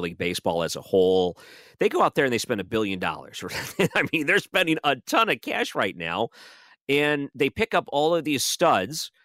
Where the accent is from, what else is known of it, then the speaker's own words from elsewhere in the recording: Detroit, Michigan, United States; I grew up in Detroit too